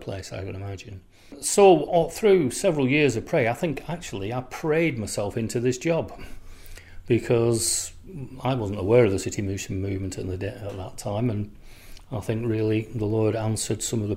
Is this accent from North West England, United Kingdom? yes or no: yes; Oldham, North West England, United Kingdom; my hometown of Oldham